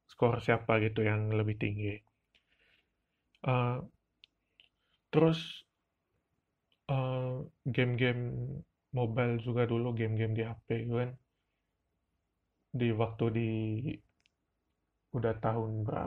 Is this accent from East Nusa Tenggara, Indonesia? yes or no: yes; Ruteng, East Nusa Tenggara, Indonesia; first language Manggarai; Indonesian is a second language; Sebenarnya kata Lejong Sama ini berasal dari bahasa daerah saya, yaitu Manggerai Ruteng, yang artinya itu...